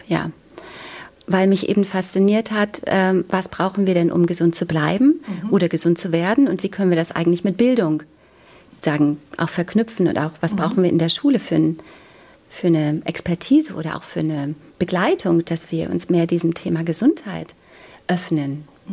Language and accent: German; East Germany, Germany; Ich bin in der DDR aufgewachsen